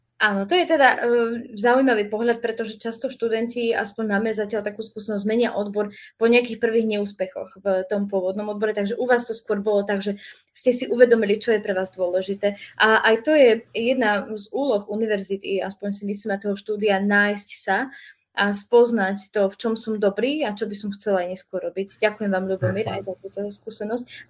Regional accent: near Nitra, Nitra Region, Slovakia; Tiež som z okolia Nitry

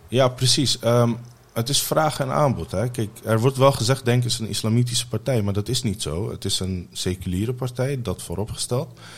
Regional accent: The Hague, South Holland, Netherlands; also born or lived in Mogadishu, Somalia / Ter Apel, Netherlands; als zevenjarige jongetje ben ik naar Nederland gekomen

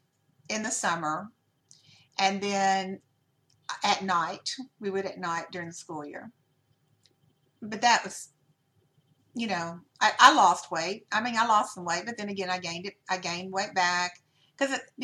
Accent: Louisiana, United States; I'm from Louisiana

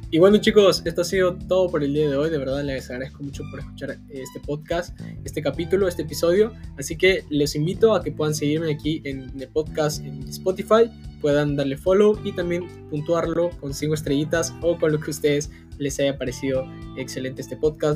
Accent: Peru; soy de Perú

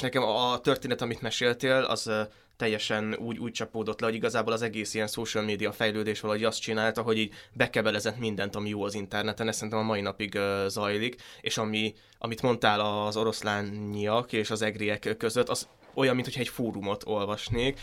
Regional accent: Hungary; ebben az országban nőttem fel

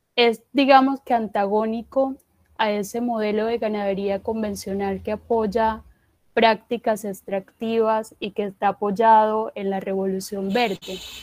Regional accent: Corozal, Sucre, Colombia; yo pues soy del departamento de Sucre, de un municipio que se llama Corozal

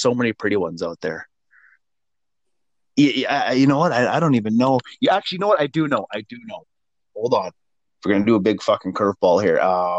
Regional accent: Saskatchewan, Canada; No, I'm from Saskatchewan. I got nothing to hit.

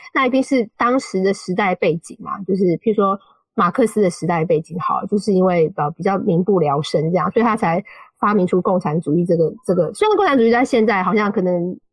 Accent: Taiwan; first language Mandarin Chinese; moved away as an adult; also born or lived in China; now in United Kingdom; 我是来自台湾

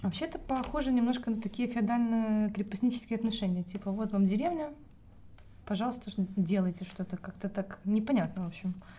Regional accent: Pinsk, Brest Region, Belarus; моя малая родина Пинск

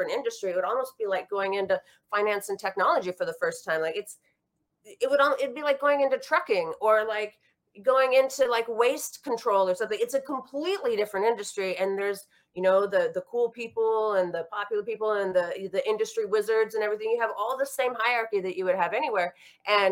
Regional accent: Washington, United States; now in New York, United States; where we grew up in Washington State

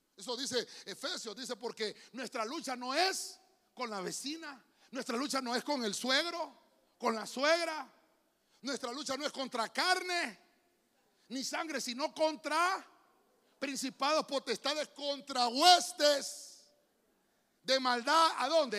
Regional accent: San Pedro Sula, Cortés, Honduras; Yo soy de San Pedro. San Pedro Sauna

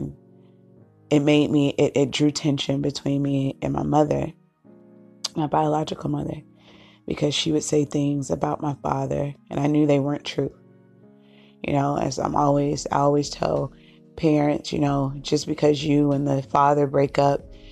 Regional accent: Cape Cod, Boston, Massachusetts, United States; we moved from Cape Cod, and we moved to the city of Boston, Suffolk County

